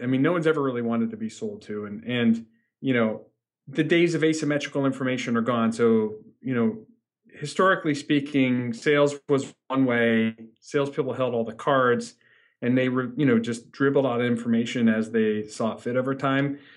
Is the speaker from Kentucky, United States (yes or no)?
no; Northeast Ohio, United States; I grew up in Northeast Ohio.